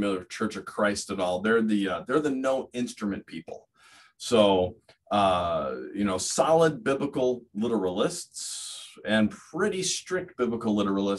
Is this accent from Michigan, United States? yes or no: no; California, United States; moved away as an adult; also born or lived in Fresno, California; now in Steubenville, Ohio, United States; I grew up in California. We're California natives, myself, my wife, my parents, her parents, and for many generations